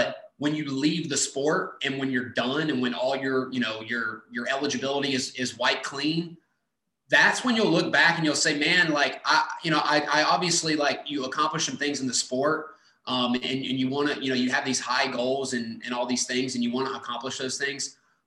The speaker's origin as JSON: {"language": "English", "town": "McDonough", "region": "Georgia", "country": "United States", "tie": "born or raised there", "moved": "as an adult", "lives_now": "Chattanooga, United States", "said": "my hometown's probably 2.5 hours away from Chattanooga. So, just south of Atlanta, grew up wrestling in McDonough, Georgia"}